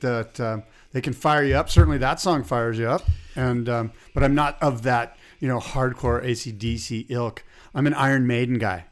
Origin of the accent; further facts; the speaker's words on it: San Diego, California, United States; growing up in San Diego and being a Padres fan